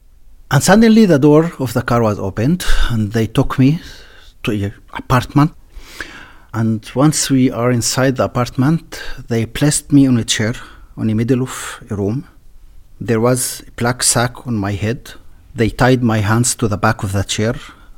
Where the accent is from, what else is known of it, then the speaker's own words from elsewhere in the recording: Israel; I'm a journalist. I work in the Israeli TV channel 11. I'm a Druze from the Druze community in Israel.